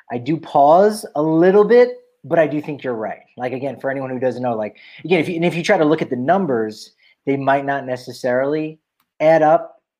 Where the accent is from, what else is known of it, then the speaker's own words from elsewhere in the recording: Minnesota, United States; that was a guy I really clung to a little bit because I'm from Minnesota and I really rooted for him.